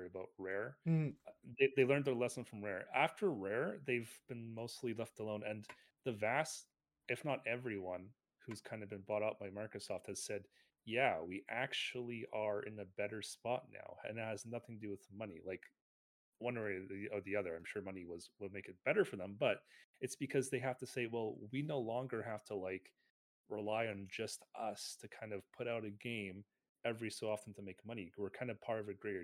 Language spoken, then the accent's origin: English; Canada; we're both Canadian, me and Chris.